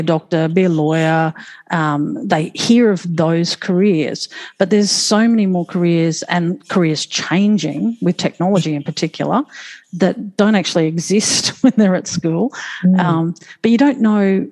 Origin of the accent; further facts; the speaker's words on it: Moreton Bay, Queensland, Australia; I just enjoyed playing and growing up on Moreton Bay